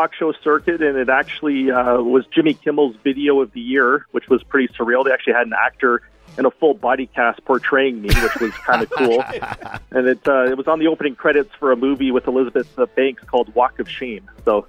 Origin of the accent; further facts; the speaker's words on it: Oshawa, Ontario, Canada; also born or lived in London, Ontario; Kinsmen Stadium in Oshawa, which is the park that I grew up playing at all the way through college.